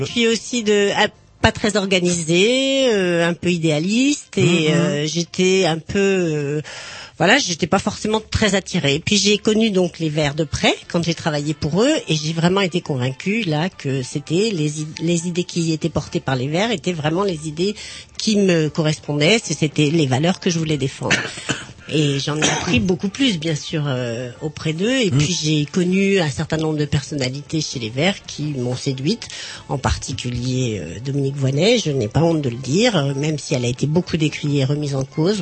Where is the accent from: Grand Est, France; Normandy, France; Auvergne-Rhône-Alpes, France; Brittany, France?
Brittany, France; Rennes; je suis rennaise d'origine, née à Rennes